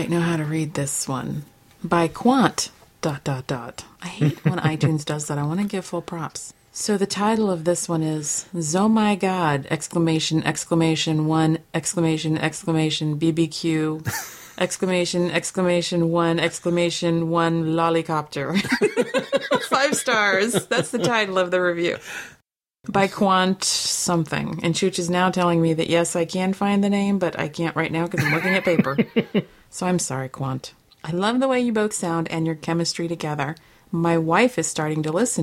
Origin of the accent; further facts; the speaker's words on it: United States; growing up in America